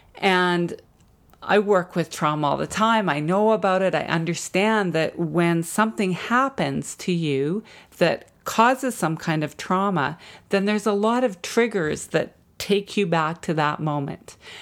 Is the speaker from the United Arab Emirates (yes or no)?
no; Jasper, Alberta, Canada; now in Vancouver, Canada; growing up in Jasper